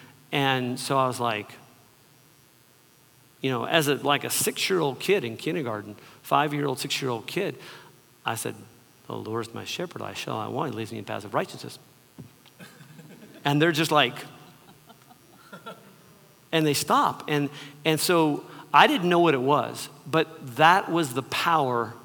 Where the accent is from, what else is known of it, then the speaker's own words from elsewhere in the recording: Southern California, United States; I grew up in Southern California, in the early 60s or mid 60s.